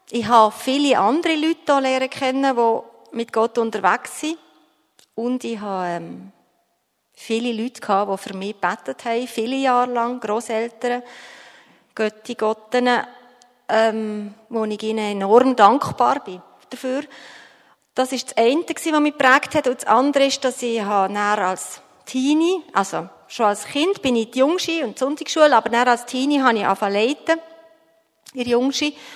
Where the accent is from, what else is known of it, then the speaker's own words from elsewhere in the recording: Bern, Switzerland; bin in Bern in der Stadt aufgewachsen, ganz am Stadtrand.